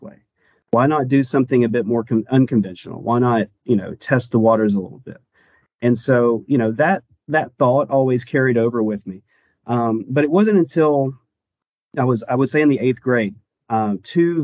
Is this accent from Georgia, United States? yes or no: yes; Chatsworth, Georgia, United States; also born or lived in Dalton, Georgia; growing up in and around that area